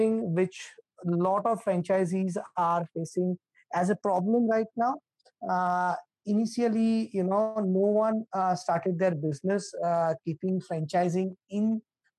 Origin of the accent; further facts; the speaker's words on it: India; I'm from India